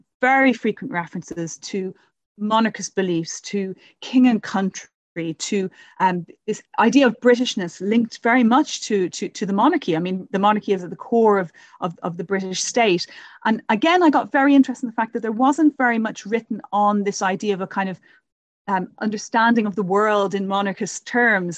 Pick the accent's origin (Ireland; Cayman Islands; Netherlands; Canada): Ireland; Dublin, Leinster; now in London, United Kingdom; I'm come from originally from Dublin